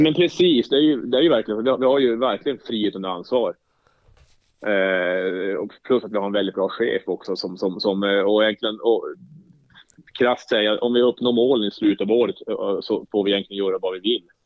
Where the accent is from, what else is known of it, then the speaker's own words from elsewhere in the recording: Jokkmokk, Norrbotten County, Sweden; moved away; also born or lived in Eskilstuna; uppvuxen i Jokkmokk